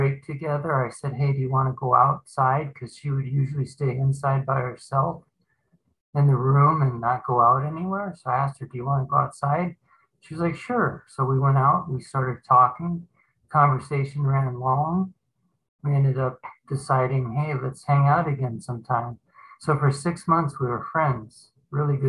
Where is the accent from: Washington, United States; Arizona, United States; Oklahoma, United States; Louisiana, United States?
Arizona, United States; Phoenix; also born or lived in California; We moved back from California to Phoenix, Arizona, where I've lived all my life practically.